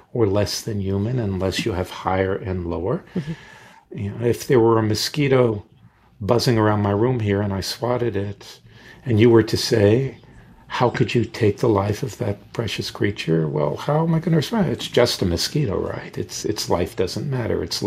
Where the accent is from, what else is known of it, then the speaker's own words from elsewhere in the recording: Deep South, United States; moved away; I grew up in the Deep South in the 50s and 60s, where raw racism was all around me